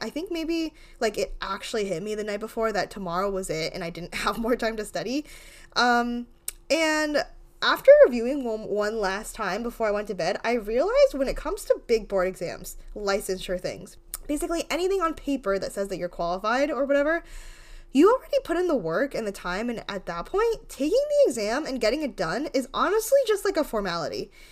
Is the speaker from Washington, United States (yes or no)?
no; Rhode Island, United States; I'm from, like, the smallest town ever in Rhode Island